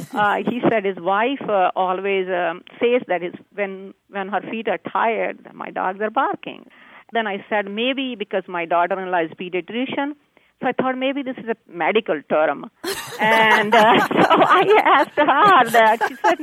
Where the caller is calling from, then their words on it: Greenfield, Indiana, United States; I'm calling from Greenfield, Indiana.